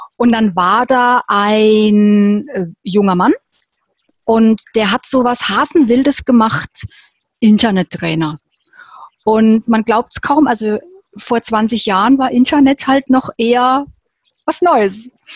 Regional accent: Würzburg, Bavaria, Germany; ich bin in Würzburg geboren und habe da auch noch dort gelebt

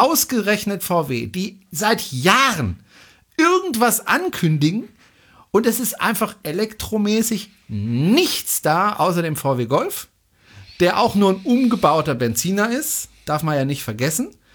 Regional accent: Baden-Württemberg, Germany; hier bei uns in Baden-Württemberg

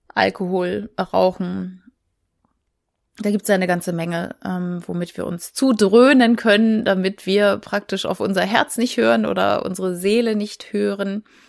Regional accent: Schleswig-Holstein, Germany; ich komme aus Schleswig-Holstein

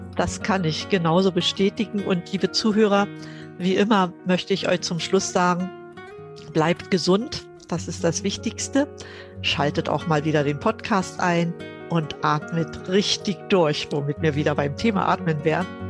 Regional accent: GDR, East Germany, Germany; Ich bin ja in der DDR aufgewachsen.

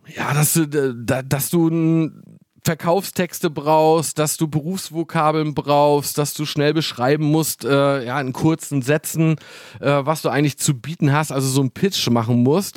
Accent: Wismar, Mecklenburg-Vorpommern, Germany; also born or lived in Hamburg; hier bei uns in Wismar

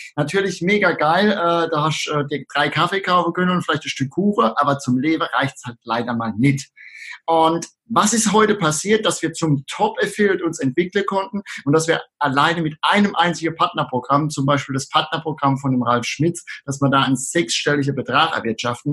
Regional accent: Rhineland-Palatinate, Germany; accent: Palatine; an meinem Dialekt kann man es äh, unschwer erkennen, dass ich aus der schönen Südpfalz komme

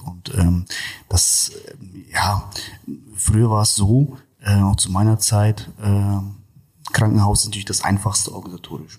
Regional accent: Kazakhstan; first language Russian; German is a second language; now in Germany; ich bin ja gebürtiger äh, Kasache oder Russe, wie man schon sagt. Und äh, zu Hause sprechen wir auch tatsächlich hauptsächlich nur Russisch.

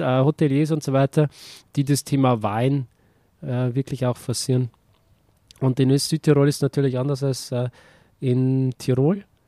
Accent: Bavaria, Germany; als Bayer fühle ich mich da eher mit Österreich verbunden.

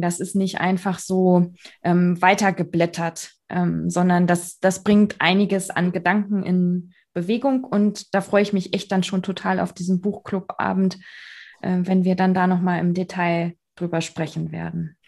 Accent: Bavaria, Germany; bei uns in Bayern

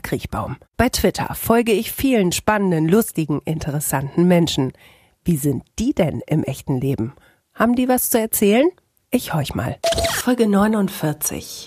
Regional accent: Bielefeld, North Rhine-Westphalia, Germany

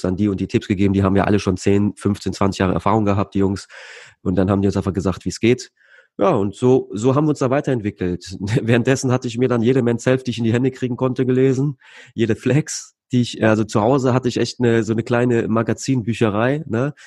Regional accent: Leverkusen, North Rhine-Westphalia, Germany; Bei uns in Leverkusen

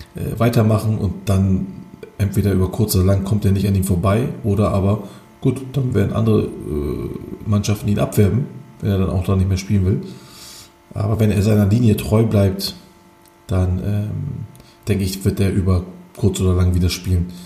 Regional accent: Turkey; Bei uns in der Türkei

